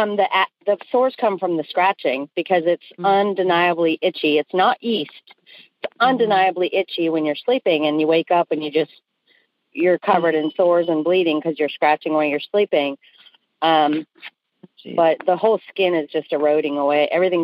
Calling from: Newport News, Virginia, United States; Newport News, Virginia.

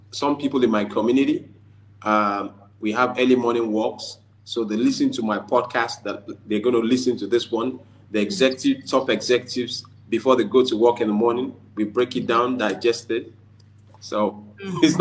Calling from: Lagos, Nigeria; I'm speaking from Lagos, Nigeria.

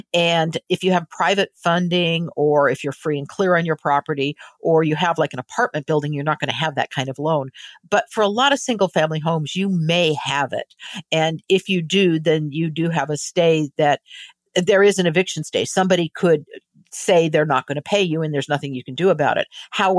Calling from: Baja California, Mexico; Well, I'm calling in right now from Baja California. We're about an hour south of the border.

